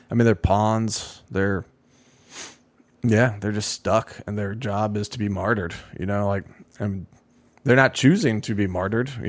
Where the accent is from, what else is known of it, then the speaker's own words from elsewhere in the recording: New Jersey, United States; moved away as an adult; now in Israel; I'm a mother from New Jersey. I moved to Israel 20 years ago.